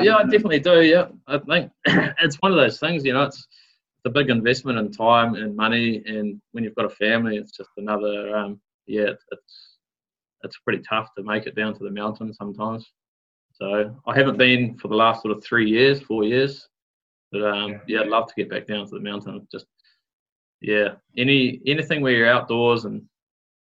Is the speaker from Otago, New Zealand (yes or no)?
no; Auckland, New Zealand; also born or lived in Coromandel; I grew up in Auckland in the thick of it there, in Kohimarama, nice suburb to grow up